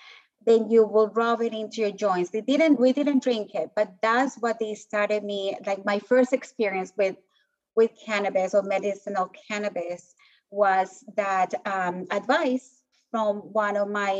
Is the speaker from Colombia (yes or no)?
yes; Colombia; moved away as an adult; I was born in Colombia and grew up in the whole like narco drug cartels era